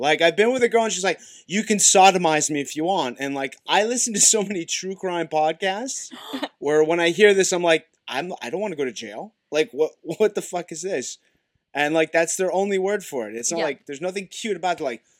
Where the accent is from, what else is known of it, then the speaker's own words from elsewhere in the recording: Montreal, Quebec, Canada; moved away as an adult; also born or lived in Florence, Italy; now in Paris, France; Yeah, I'm from Montreal. I'm from the French part. Montreal.